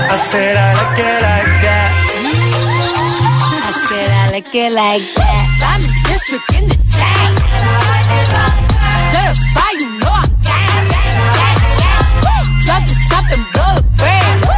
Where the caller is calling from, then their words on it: Madrid, Community of Madrid, Spain; Hola agitadores